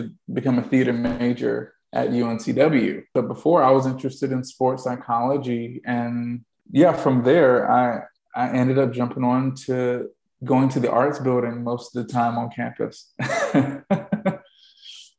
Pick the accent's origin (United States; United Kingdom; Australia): United States; Clayton, North Carolina; I grew up in Clayton, North Carolina